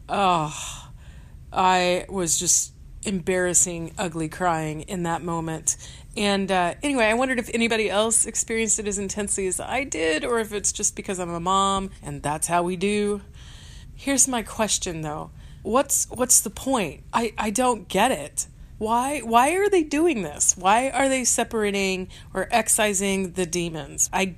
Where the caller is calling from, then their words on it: Wichita, Kansas, United States; I am calling from Wichita, Kansas.